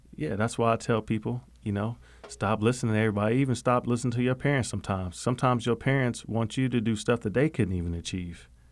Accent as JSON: {"language": "English", "town": "Okmulgee", "region": "Oklahoma", "country": "United States", "tie": "born or raised there", "said": "I'm born and raised in Muskogee Creek, uh, Nation, that's where I'm from"}